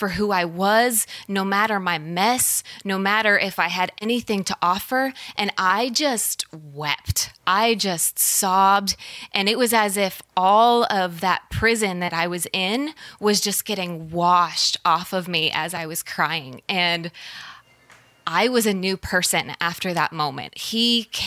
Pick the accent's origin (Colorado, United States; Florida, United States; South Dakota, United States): Colorado, United States; Colorado Springs; there was a massive church where I grew up in Colorado Springs